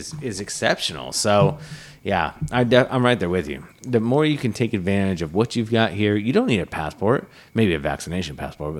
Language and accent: English; Massachusetts, United States; born there; And New Hampshire, I have no excuse because I was born on Cape Cod.